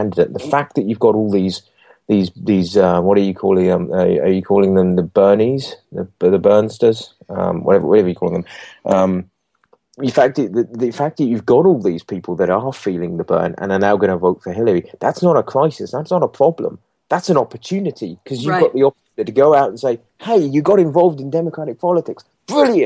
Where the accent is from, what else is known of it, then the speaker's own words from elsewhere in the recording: England, United Kingdom; now in Scotland, United Kingdom; I'm English. My family come from England and got family in England and friends in England